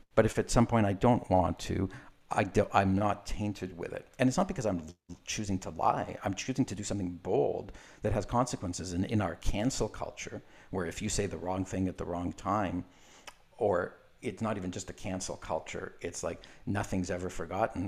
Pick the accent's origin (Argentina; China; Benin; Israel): Israel; I was born in Israel